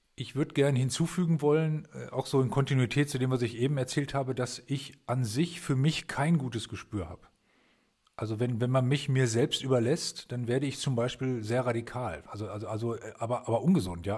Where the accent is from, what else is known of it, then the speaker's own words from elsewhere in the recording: Germany; also diese Stadt, wo ich herkomme, liegt an der Weser